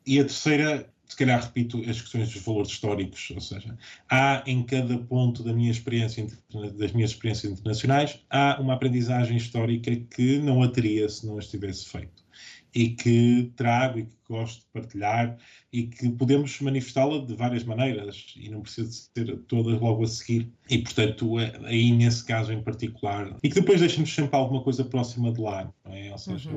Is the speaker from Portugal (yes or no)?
yes; Portugal; moved away as an adult; also born or lived in Latvia / Switzerland / Guinea-Bissau; now in Edinburgh, United Kingdom; nós portugueses